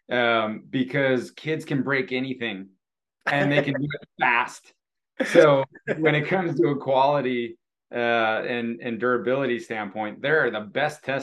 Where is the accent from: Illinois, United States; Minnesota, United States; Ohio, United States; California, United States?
Illinois, United States; Naperville; also born or lived in Texas / Oregon; Um, I have um, been in, uh, uh, well, I come from Naperville, Illinois, uh, moved all over.